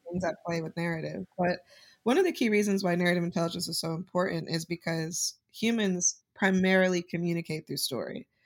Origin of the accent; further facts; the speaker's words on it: Utah, United States; while I was growing up in Utah